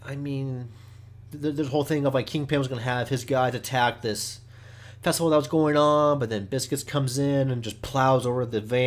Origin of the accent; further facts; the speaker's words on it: Oklahoma, United States; I'm from Oklahoma. I've learned about the Indian culture my whole entire life